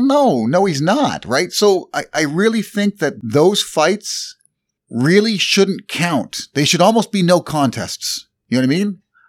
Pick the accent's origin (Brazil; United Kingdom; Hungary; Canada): Canada; I'm Canadian.